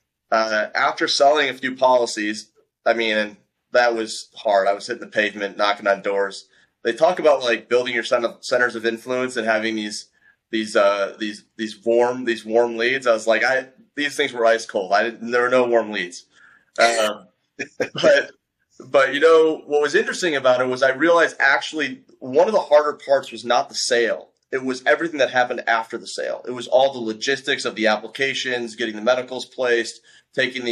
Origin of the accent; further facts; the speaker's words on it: Detroit, Michigan, United States; also born or lived in overseas (birthplace); I'm from Detroit. I was born overseas, but I've grown up most of my life in Detroit, Michigan